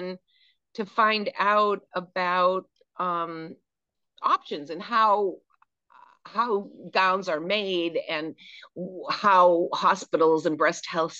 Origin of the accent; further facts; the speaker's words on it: Manchester, New Hampshire, United States; moved away as an adult; also born or lived in Boston, Massachusetts / Vermont / Connecticut; I grew up in Manchester, New Hampshire